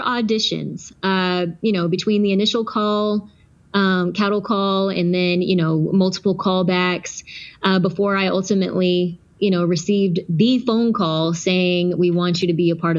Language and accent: English; Texas, United States; also born or lived in Georgia; I was born in Georgia, and we relocated to Texas when I was about 5 years old